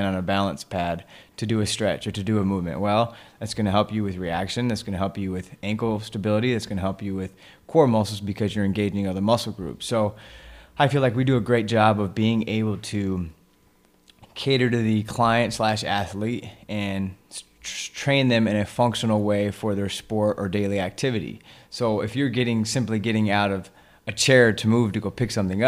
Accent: Wyoming, United States; we're actually both from Wyoming

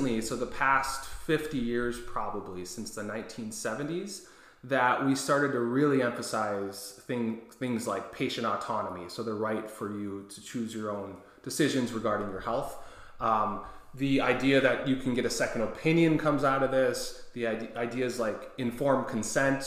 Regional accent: Green Bay, Wisconsin, United States; moved away as an adult; also born or lived in Kent State, Ohio / Tampa, Florida / Alaska; I grew up in Green Bay, Wisconsin

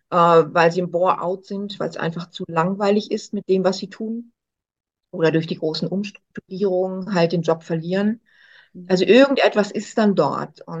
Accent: Hamburg, Germany; moved away as an adult; also born or lived in Cologne; now in Switzerland; Ich bin ursprünglich auch Kölnerin, in Hamburg aufgewachsen und dann hat es mich jetzt, naja, inzwischen vor 27 Jahren doch in die Schweiz geschlagen. Und seitdem bin ich hier.

